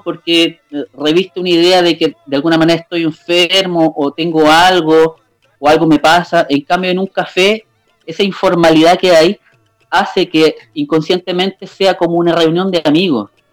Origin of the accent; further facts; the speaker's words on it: Limache, Valparaíso, Chile; yo soy eh, eh, de Chile, de Limache